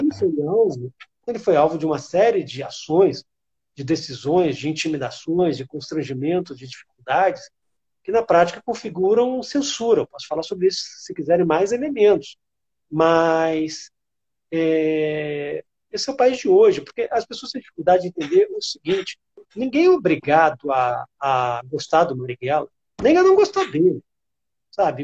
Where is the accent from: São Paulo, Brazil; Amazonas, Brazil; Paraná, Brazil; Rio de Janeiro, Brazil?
Rio de Janeiro, Brazil; moved away; also born or lived in interior of Rio Grande do Sul; Eu morava no, nos anos 80 no interior do Rio Grande do Sul, sou carioca, passei é, 10 anos morando no interior do Rio Grande do Sul